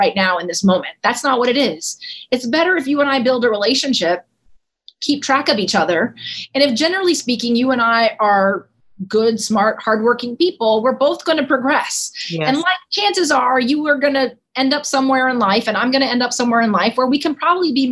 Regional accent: Dallas, Texas, United States; moved away as an adult; also born or lived in Cedar Hill, Texas; now in Washington, D.C., United States; I grew up in Dallas, Texas

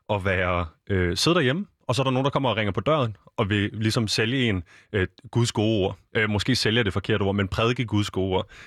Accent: Wilmington, Delaware, United States; Danish is a second language; now in Denmark; Jeg kommer fra Delaware. Det ligger over på østkysten. virkelig lille stat.

